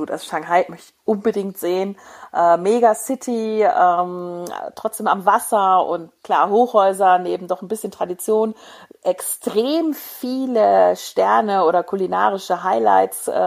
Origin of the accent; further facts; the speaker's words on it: Hesse, Germany; Nein, ich bin kein Hesse mehr, nicht mehr